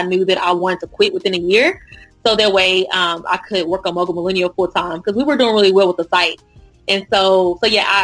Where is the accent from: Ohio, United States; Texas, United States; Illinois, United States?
Texas, United States; Dallas; also born or lived in Houston, Texas; originally I'm from Dallas, and went to school at PV, which is by Houston.